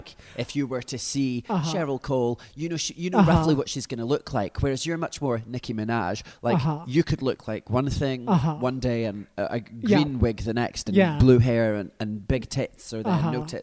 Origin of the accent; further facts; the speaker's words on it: Glasgow, Scotland, United Kingdom; moved away as an adult; now in London, United Kingdom; I am indeed local from Glasgow. But living in London